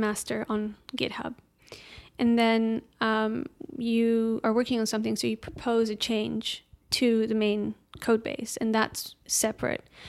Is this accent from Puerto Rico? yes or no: no; Amsterdam, North Holland, Netherlands; moved away as an adult; also born or lived in Edinburgh, Scotland; now in London, United Kingdom; I lived in various places up until age five 'cause of my dad's work, and then we kinda settled back in, in Amsterdam. And we have, um, I don't know, just your typi-, typical, like, primary school and high school there.